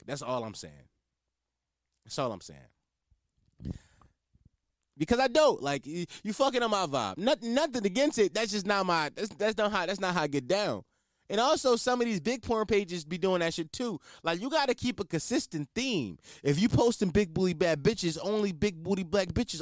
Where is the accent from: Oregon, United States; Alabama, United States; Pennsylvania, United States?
Pennsylvania, United States; Philadelphia; I'm not from New York, I'm from Philly.